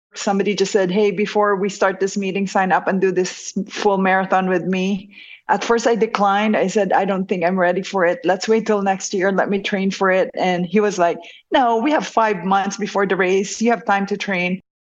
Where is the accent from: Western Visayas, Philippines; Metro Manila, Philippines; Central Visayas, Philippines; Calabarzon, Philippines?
Western Visayas, Philippines; Bacolod; moved away as an adult; now in United States; I was born and raised in Negros Occidental, and I was in Bacolod for high school and college